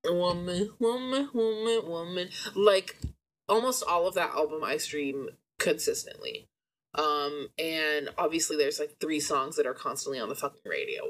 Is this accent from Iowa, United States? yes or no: no; Portland, Oregon, United States; moved away; we're both from Portland